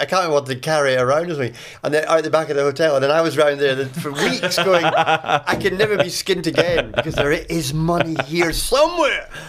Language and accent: English; Edinburgh, Scotland, United Kingdom; it's my hometown, Edinburgh